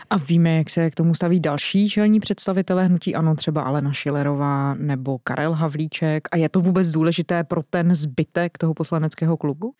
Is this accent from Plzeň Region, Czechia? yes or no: no; South Bohemian Region, Czechia; Já jsem z Jihočeského kraje, to je mimochodem zemědělský kraj, prostě u nás na jihu Čech